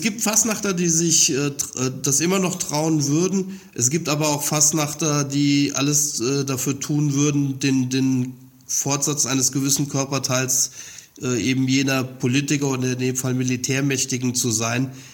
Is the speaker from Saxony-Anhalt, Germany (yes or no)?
no; Saarland, Germany; moved away; also born or lived in Mainz; sehr gute Erinnerungen an die saarländische Phasen, wo ich herkomme